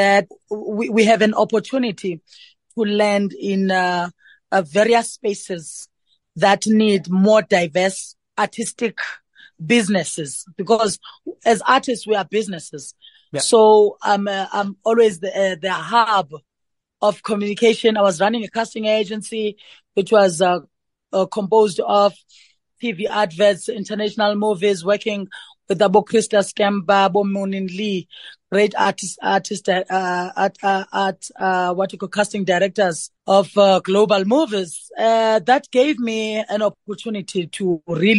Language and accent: English; rural Eastern Cape, South Africa; moved away; also born or lived in Johannesburg; growing up from the rural areas of Namakwa in the Eastern Cape, finding my way to Johannesburg.